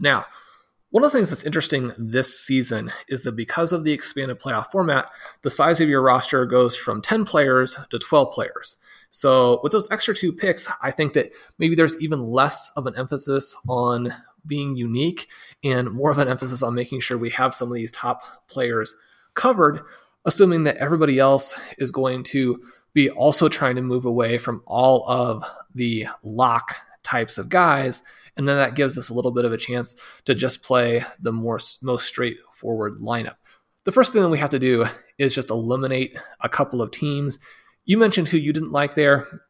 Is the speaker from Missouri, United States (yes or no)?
yes; Kansas City, Missouri, United States; my hometown team, the Kansas City Chiefs